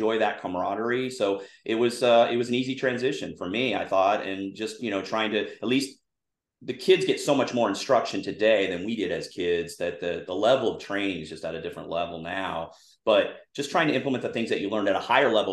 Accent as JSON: {"language": "English", "region": "Southern California", "country": "United States", "tie": "born or raised there", "said": "I grew up in Southern California. I went to an all-boys Catholic high school called Damien High School. It's in La Verne, California"}